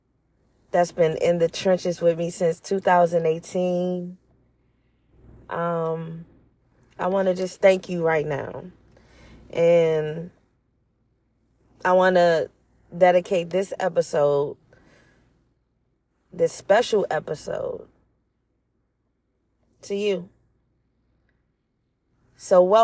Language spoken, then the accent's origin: English; Washington, District of Columbia, United States; I was born in Washington, D.C.